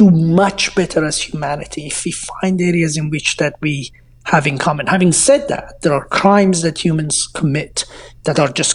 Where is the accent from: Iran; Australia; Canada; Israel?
Iran; moved away; I was an Iranian refugee